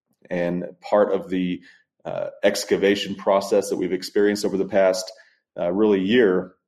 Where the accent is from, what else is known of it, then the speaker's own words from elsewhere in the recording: Texas, United States; I am from West Texas.